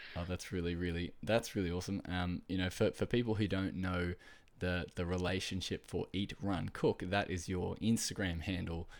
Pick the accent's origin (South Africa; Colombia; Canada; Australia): Australia; I am from Australia